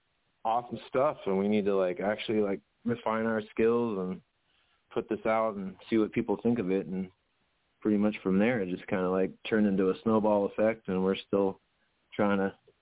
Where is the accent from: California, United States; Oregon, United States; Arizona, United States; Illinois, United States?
Oregon, United States; now in Wilmington, North Carolina, United States; we grew up in Oregon together